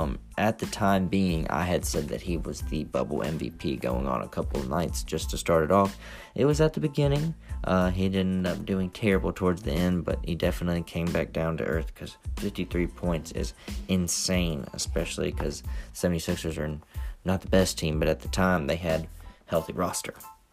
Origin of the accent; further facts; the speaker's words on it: Memphis, Tennessee, United States; I'm from Memphis, Tennessee, and I am all about the grit and the grind